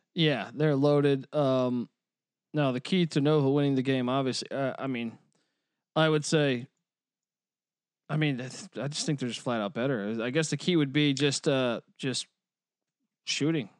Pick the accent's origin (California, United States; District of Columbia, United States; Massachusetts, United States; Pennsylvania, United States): District of Columbia, United States; Washington; moved away; I was born in Washington, D C